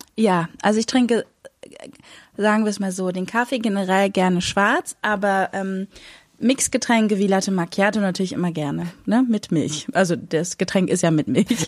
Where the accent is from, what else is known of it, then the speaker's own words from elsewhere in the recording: Berlin, Germany; ich bin in Berlin-Moabit aufgewachsen